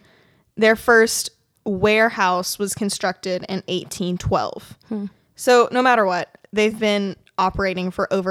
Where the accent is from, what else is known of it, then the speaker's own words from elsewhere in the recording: Kentucky, United States; moved away; I'm from Kentucky.